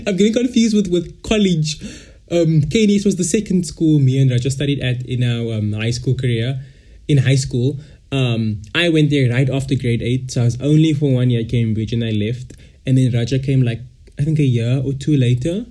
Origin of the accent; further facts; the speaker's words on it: Cape Town, Western Cape, South Africa; also born or lived in Malaysia; I'm all the way from South Africa, Cape Town